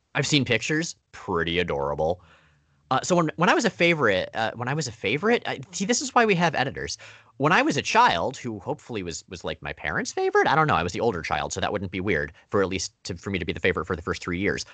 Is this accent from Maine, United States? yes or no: no; Florida, United States; I, I grew up entirely in Florida